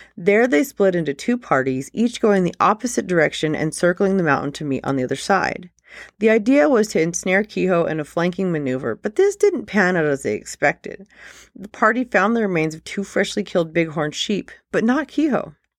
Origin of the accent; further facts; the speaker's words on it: Nevada, United States; my home state, Nevada